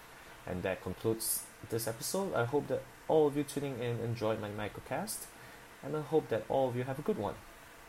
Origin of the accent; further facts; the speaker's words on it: Malaysia; moved away as an adult; also born or lived in Australia; my home country, Malaysia. I've spent many years abroad in Australia to further my studies